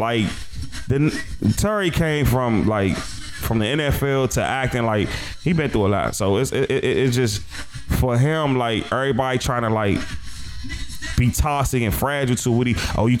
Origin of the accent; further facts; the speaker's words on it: Jamaica; Son, that nigga might, I'm Jamaican, son.